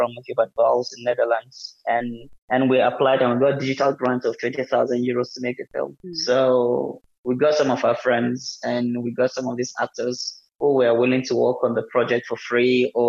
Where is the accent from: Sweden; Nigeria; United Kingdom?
Nigeria; Coming from Africa, I'm coming from Nigeria